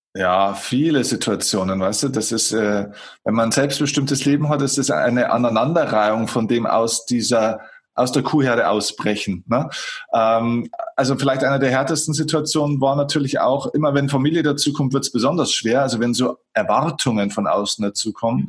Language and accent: German; Germany; bei uns in Deutschland